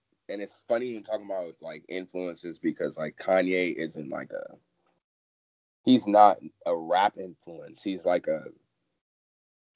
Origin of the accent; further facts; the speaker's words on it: Washington, District of Columbia, United States; also born or lived in Lanham, Maryland; growing up in Southeast and even in Lanham